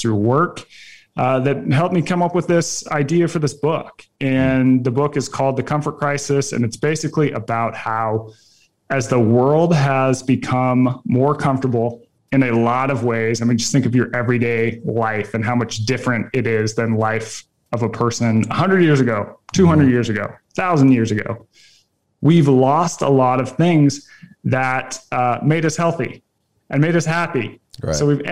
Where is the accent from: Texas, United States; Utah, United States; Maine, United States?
Utah, United States; just north of Salt Lake City; I grew up in Utah, just north of Salt Lake City.